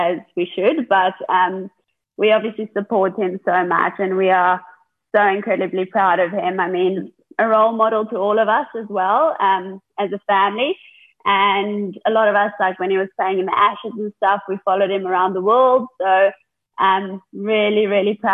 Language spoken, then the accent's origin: English; South Africa; moved away as an adult; also born or lived in England; now in Australia; I would still probably classify as born and bred in South Africa, because we moved over when I was 3 years old